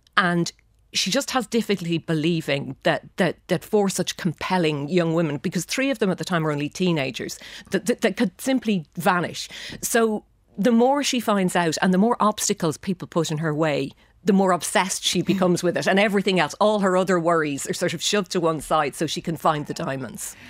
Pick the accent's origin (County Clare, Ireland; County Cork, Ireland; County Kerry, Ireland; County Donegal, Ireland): County Clare, Ireland; Shannon; moved away as an adult; growing up in Shannon